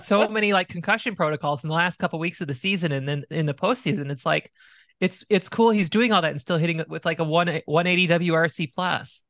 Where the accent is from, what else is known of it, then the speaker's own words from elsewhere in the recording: Arizona, United States; Growing up in Arizona